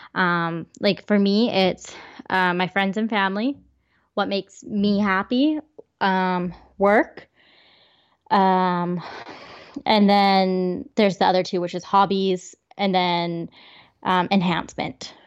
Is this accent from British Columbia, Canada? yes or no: yes; Vancouver, British Columbia, Canada; we're from Vancouver?